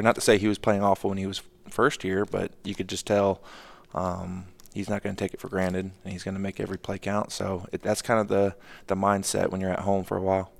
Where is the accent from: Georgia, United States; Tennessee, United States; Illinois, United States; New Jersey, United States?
Georgia, United States; Atlanta; moved away as an adult; also born or lived in Minnesota / Houston / Boston; now in Charlotte, United States; growing up in Atlanta